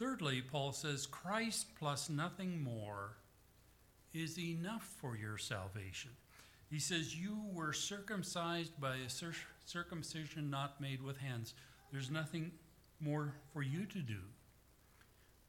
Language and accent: English; the Prairies, Canada; my hometown and to my home church